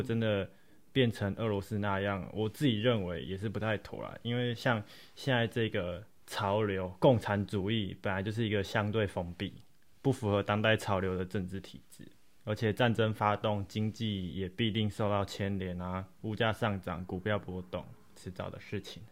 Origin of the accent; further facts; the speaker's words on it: Taiwan; 我们不就是土生土长的台湾人吗